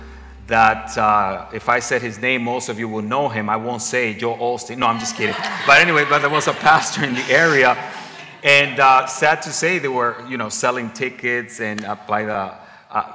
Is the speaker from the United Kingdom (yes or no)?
no; Dominican Republic; I'm from the Dominican Republic, the Spanish community